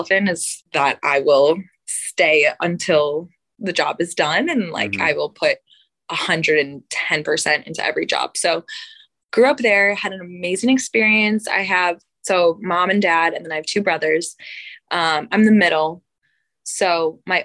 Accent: Buffalo, New York, United States; moved away as an adult; also born or lived in Tuscaloosa, Alabama; I'm born and raised in Buffalo, New York

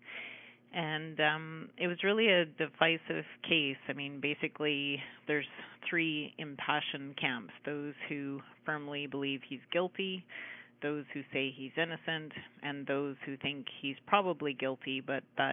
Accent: Ottawa, Ontario, Canada; now in Saint John, Canada; I'm from Ottawa originally

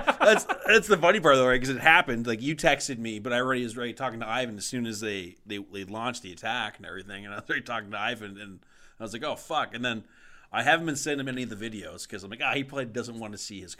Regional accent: Canada

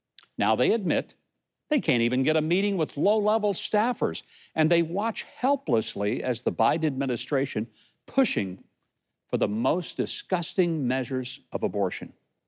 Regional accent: Arkansas, United States; my home state of Arkansas.

